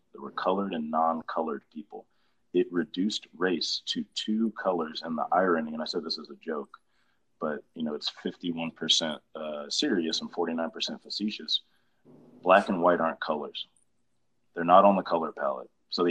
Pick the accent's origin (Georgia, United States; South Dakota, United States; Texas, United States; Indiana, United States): Georgia, United States; So I'm from Georgia.